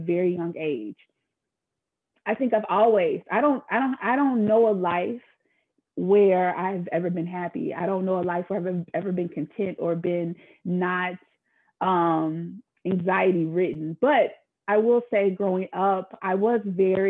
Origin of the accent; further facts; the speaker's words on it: the South, United States; I grew up in the South